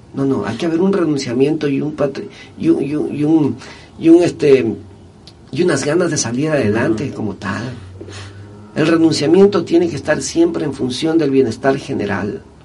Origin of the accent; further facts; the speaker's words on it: Manabí, Ecuador; nosotros los manavitas solamente cuando salimos de Manaví somos reconocidos